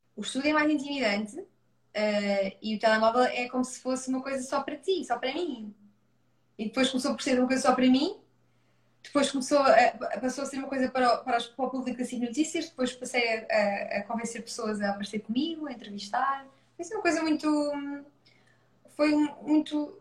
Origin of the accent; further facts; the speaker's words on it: Leiria, Centro, Portugal; also born or lived in Coimbra; nasci em Coimbra, vim muito bebê para Leiria